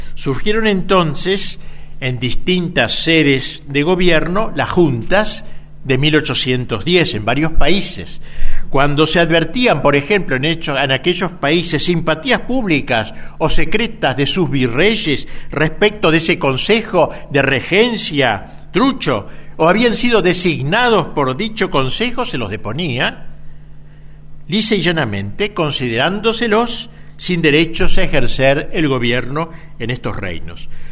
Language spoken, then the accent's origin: Spanish; Argentina; nuestra patria argentina